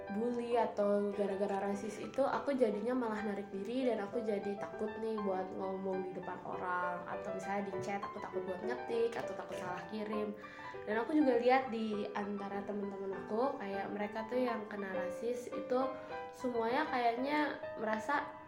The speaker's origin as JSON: {"language": "Indonesian", "country": "Indonesia", "said": "kita kan emang bukan orang Korea kita kan orang Indonesia"}